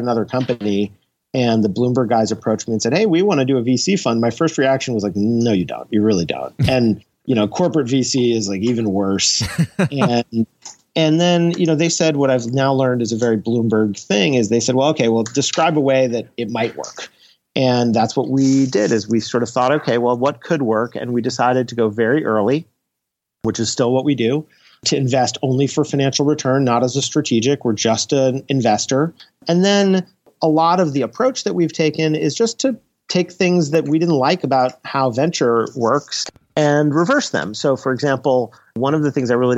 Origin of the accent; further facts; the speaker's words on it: New York, United States; I'm from New York.